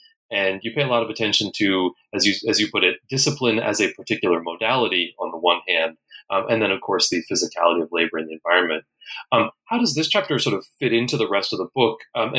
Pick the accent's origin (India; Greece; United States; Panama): United States; I'm American.